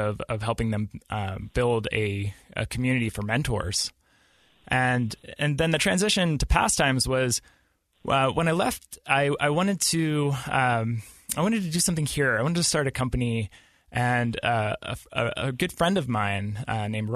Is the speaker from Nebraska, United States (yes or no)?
no; Pittsburgh, Pennsylvania, United States; moved away as an adult; now in Utah, United States; I grew up in Pittsburgh, Pennsylvania, and I moved out to Utah about 6 years ago